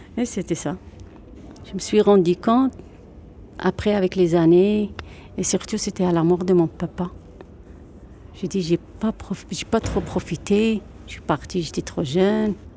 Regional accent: Oujda, Oriental, Morocco; now in Dunkirk, France; J'ai grandi au Maroc. C'était à Oujda

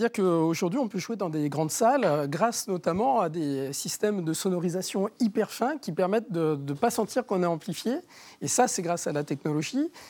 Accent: Argenteuil, Île-de-France, France; la ville où je suis né, à Argenteuil

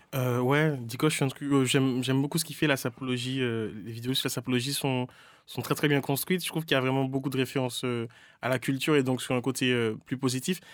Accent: Martinique; also born or lived in Rennes; now in Paris, France; j'ai grandi en Martinique

